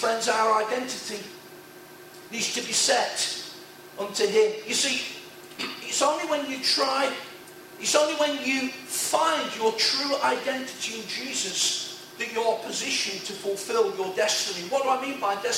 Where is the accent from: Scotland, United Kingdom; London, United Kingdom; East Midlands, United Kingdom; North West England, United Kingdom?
East Midlands, United Kingdom; Nottingham; ordinary working class sprawling housing estate on the edge of Nottingham, wrong side, not West Bridgeford